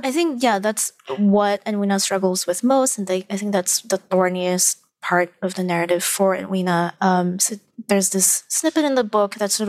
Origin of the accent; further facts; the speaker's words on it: Malaysia; I actually understand a lot of my supposed place in this new country because I am from Malaysia.